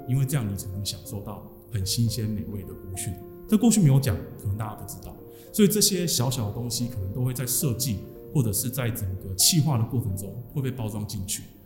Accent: Changhua County, Taiwan; 我来自彰化

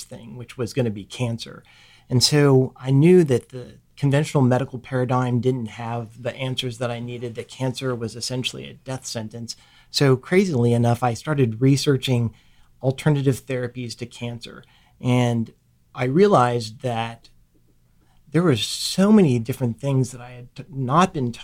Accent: Ohio, United States; moved away as an adult; I grew up in Ohio

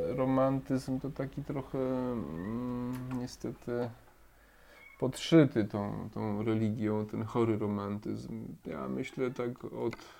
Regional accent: Krówniki, Subcarpathian Voivodeship, Poland; moved away as an adult; also born or lived in Przemyśl / Kraków; wychowałem się na wsi, to jak byłby standard, nie? E, no, chodziłem, przyjąłem komunię, wiadomo, nie? i też zostałem ministrantem u nas. To w ogóle też ciekawa historia, bo u nas tam w miejscowości, w której pochodzę, Krówniki

